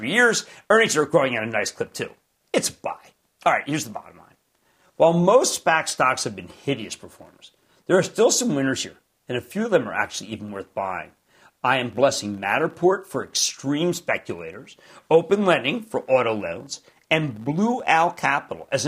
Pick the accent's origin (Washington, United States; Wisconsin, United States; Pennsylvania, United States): Pennsylvania, United States; Philadelphia; I'm from Philadelphia.